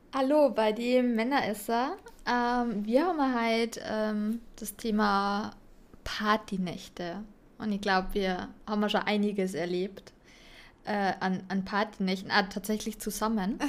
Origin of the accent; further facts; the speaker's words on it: Bavaria, Germany; ich komme da aus Bayern